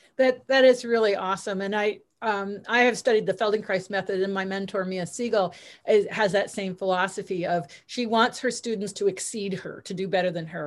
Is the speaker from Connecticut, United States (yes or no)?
yes; Stamford, Connecticut, United States; also born or lived in New Hampshire; I'm from Connecticut. I'm from Stamford, Connecticut